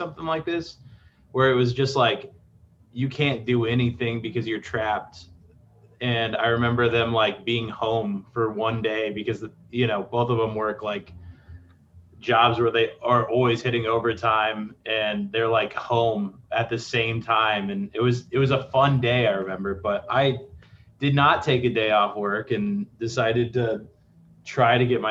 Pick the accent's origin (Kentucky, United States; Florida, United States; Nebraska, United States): Nebraska, United States; Lexington; I grew up in Lexington, which is a super diverse population.